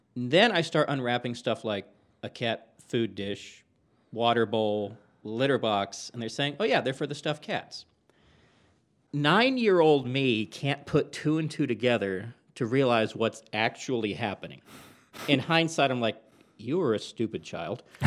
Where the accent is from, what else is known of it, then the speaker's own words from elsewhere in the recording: Texas, United States; growing up in Texas